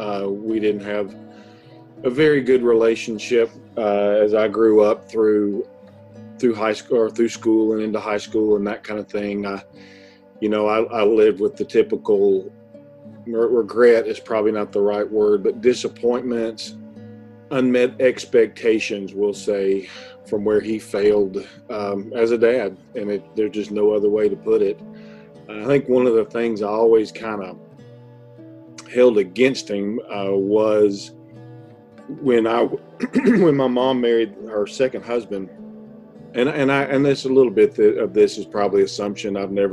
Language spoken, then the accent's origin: English; Knoxville, Tennessee, United States; also born or lived in Atlanta, Georgia / White Pine, Tennessee; her and my sister moved from Atlanta to Knoxville, Tennessee. That's where I grew up.